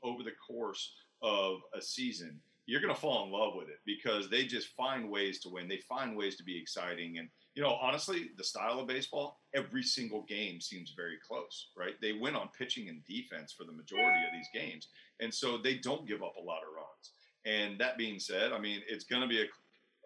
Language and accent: English; Tampa Bay area, Florida, United States; I grew up fishing in the Tampa Bay area